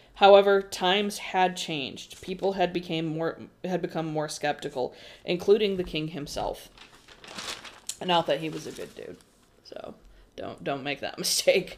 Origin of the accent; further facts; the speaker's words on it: United States; we as American society